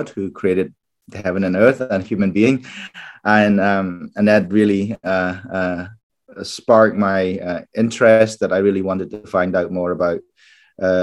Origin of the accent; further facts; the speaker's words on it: Cambodia; English is a second language; moved away as an adult; also born or lived in Japan / Phnom Penh, Cambodia; now in Northern Ireland, United Kingdom; growing up in Cambodia, in Cambodian Buddhism